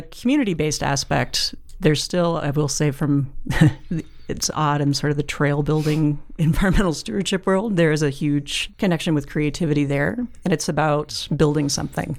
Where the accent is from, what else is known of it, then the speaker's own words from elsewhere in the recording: Boise, Idaho, United States; I grew up in Boise